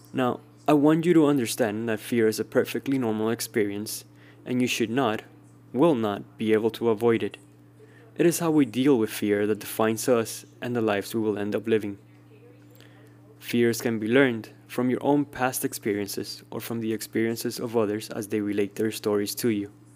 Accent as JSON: {"language": "English", "country": "Cuba", "tie": "born or raised there", "said": "Growing up in Cuba"}